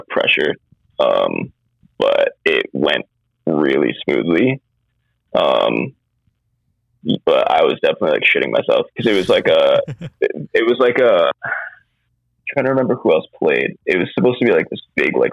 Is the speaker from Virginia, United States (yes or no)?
no; Maine, United States; we're from Maine